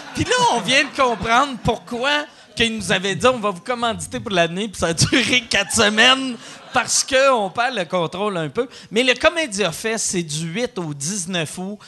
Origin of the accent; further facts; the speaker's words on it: Quebec City, Quebec, Canada; je viens de Québec